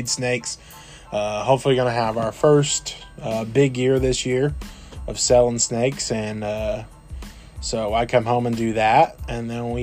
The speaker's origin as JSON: {"language": "English", "region": "Southern Illinois", "country": "United States", "said": "We are from Southern Illinois, so we're a little small town, in a small town"}